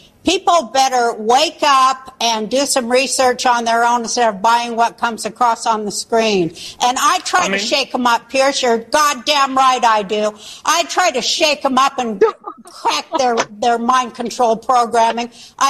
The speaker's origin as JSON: {"language": "English", "country": "Ukraine", "moved": "yes", "said": "I'm from the Ukraine."}